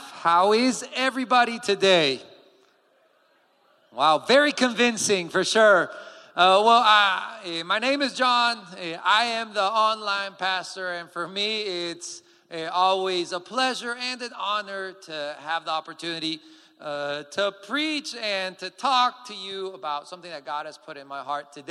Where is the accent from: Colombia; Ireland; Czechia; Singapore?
Colombia; English is a second language; And if you don't know me yet, I am from Colombia, and so hence the accent is a little bit weird. I am the son of my parents who are missionaries in Colombia.